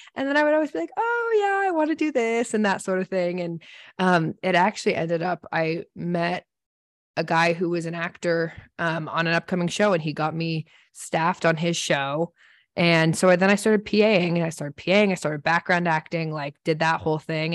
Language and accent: English; Seattle, Washington, United States; I grew up in Seattle